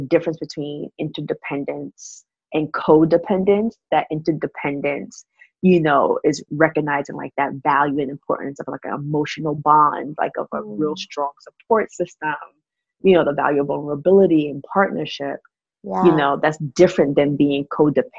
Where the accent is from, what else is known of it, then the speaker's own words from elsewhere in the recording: New York City, New York, United States; being raised in that type of household growing up in Brooklyn, where my mom had friends on the block